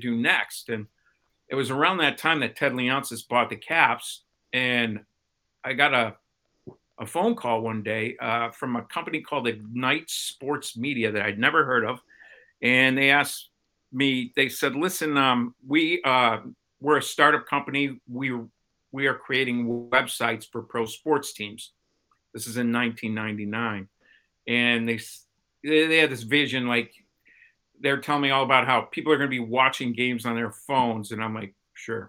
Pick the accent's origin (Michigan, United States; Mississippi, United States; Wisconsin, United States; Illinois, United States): Illinois, United States; Chicago; moved away as an adult; also born or lived in Baltimore; I moved from Chicago, where I kind of grew up, to Baltimore